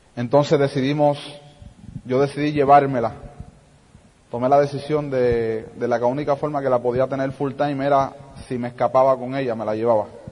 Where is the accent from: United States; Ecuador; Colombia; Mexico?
United States; New York City, New York; yo nací en los Estados Unidos, en la ciudad de Brooklyn